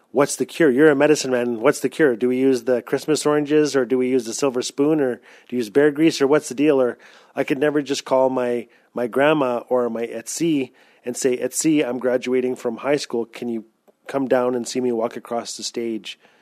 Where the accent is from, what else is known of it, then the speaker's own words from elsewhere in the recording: Fort Smith, Northwest Territories, Canada; I'm Tlicho Dene from Fort Smith, Northwest Territories